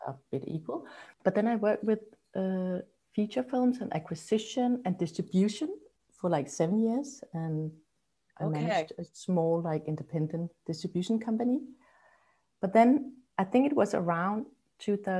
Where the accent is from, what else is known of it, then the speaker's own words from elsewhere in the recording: Copenhagen, Capital Region of Denmark, Denmark; also born or lived in Amsterdam; Yeah, I'm in Copenhagen. I was brought up here in Copenhagen